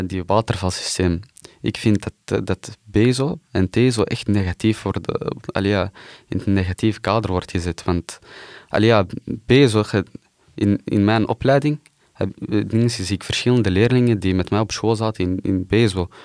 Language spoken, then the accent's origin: Dutch; Antwerp, Flanders, Belgium; Ik ben hier geboren in Wilrijk.